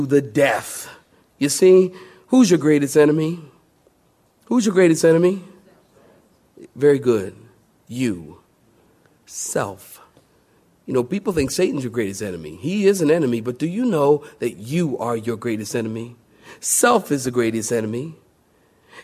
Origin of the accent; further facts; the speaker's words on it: Philadelphia, Pennsylvania, United States; I'm from Philadelphia